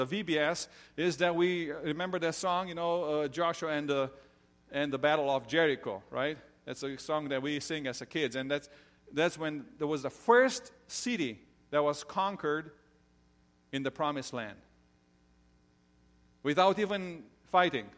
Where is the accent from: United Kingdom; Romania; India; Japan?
Romania; moved away; I grew up in Romania.